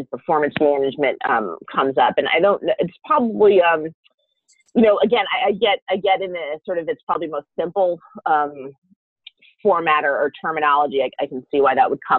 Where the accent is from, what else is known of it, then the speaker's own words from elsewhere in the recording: New Jersey, United States; growing up in New Jersey